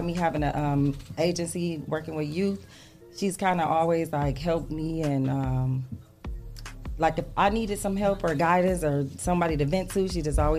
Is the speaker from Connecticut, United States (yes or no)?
no; Toledo, Ohio, United States; born and raised in Toledo